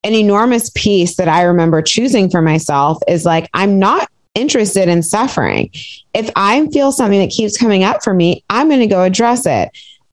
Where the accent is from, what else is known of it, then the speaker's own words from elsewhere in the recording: Piedmont, California, United States; Where did I grow up? Piedmont, California